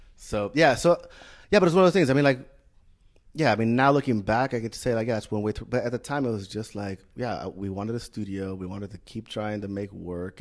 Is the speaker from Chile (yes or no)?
yes; Chile; moved away as an adult; also born or lived in Bay Area, California, United States; I grew up in Chile